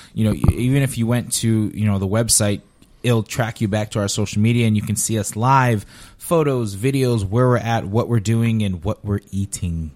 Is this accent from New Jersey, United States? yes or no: yes; Paterson, New Jersey, United States; also born or lived in Queens, New York / Harrison, New Jersey / Bloomfield, New Jersey; now in Southwest Florida, United States; I grew up in, you know, New Jersey, yeah, Patterson, Harrison, Bloomfield